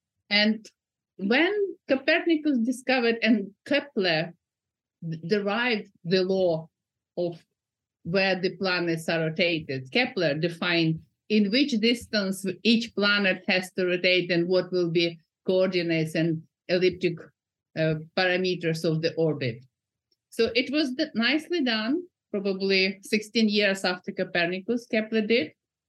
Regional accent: Kyiv, Ukraine; now in Newcastle, United Kingdom; So I came from Kiev a long time ago, but I keep coming there. I haven't been for 2 years, but nonetheless, I am in the UK, United Kingdom.

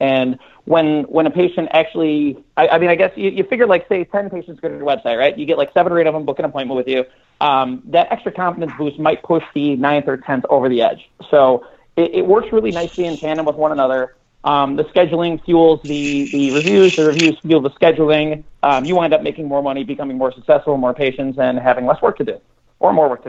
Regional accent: Chicago, Illinois, United States; Chicago, south side of Chicago, yeah.

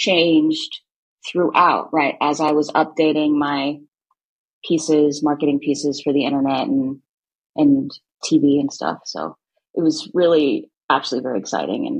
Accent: Ventura County, California, United States; moved away as an adult; now in Los Angeles, United States; I'm from Ventura County

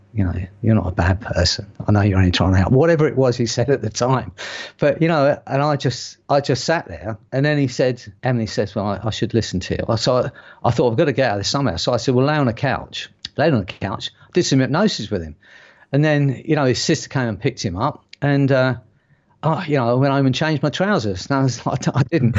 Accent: London, United Kingdom; accent: strong London; I have got quite a strong London accent

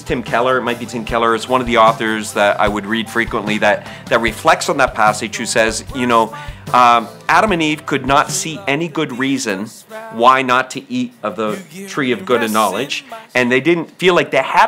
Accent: Canada; I'm Canadian by birth.

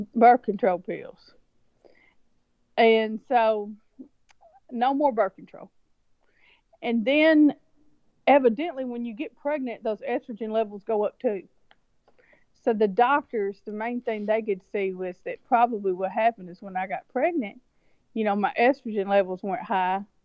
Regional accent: rural West Tennessee, United States; also born or lived in China; I was born, raised, reared, the whole thing right here in, in, in Tennessee

